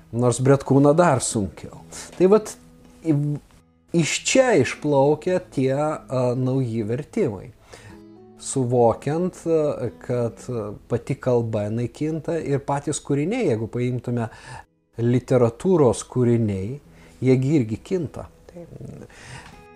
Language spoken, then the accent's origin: Lithuanian; Lithuania; mes, lietuviai